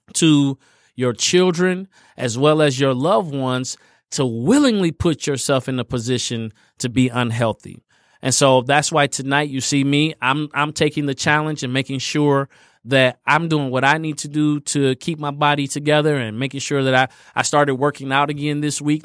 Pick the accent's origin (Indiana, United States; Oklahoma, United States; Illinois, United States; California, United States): Indiana, United States; I grew up in Indiana